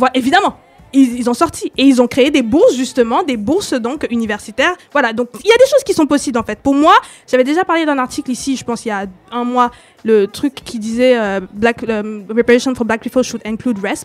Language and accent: French; Cameroon; now in France; je suis originaire du Cameroun